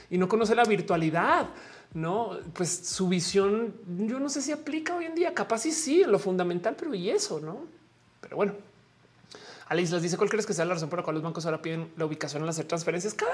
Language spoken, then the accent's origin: Spanish; Colombia; now in Mexico City, Mexico; estoy en la Ciudad de México. Saludos desde la Nápoles, eh, aunque soy colombiana.